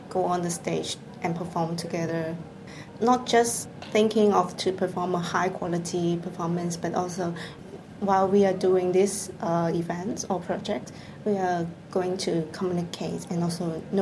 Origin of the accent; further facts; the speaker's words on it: Hong Kong; English is a second language; now in Japan; I come from Hong Kong